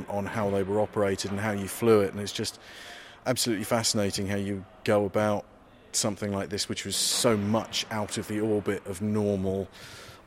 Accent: East Anglia, East of England, United Kingdom; my childhood, in growing up in East Anglia during the 1980s

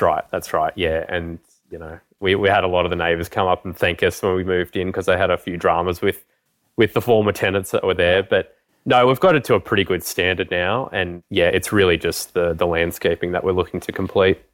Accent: Canberra, Australian Capital Territory, Australia; also born or lived in Brisbane; I grew up in Canberra

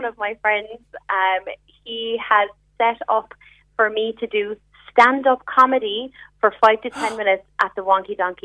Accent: Killa, County Cork, Munster, Ireland; I'm working in the city, but I'm from Killa

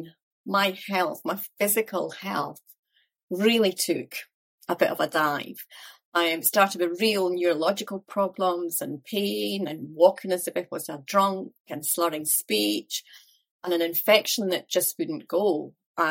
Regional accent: Dunfermline, Scotland, United Kingdom; also born or lived in Glasgow; I was brought up in Dunfermline in Fife, so only about 20 minutes from where I live now, actually

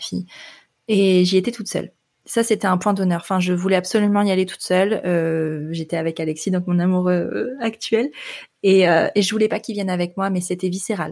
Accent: northern France, France; moved away as an adult; je viens du nord de la France

